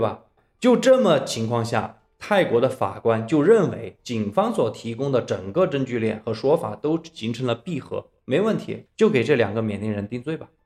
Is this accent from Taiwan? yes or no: no; China; 咱们都是中国人